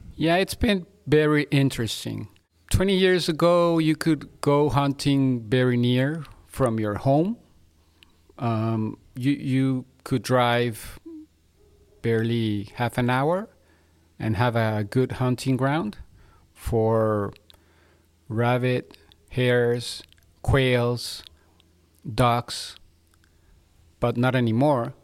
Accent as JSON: {"language": "English", "region": "Mexico City", "country": "Mexico", "tie": "born or raised there", "moved": "yes", "lives_now": "Monterrey, Mexico", "said": "I was born in Mexico City."}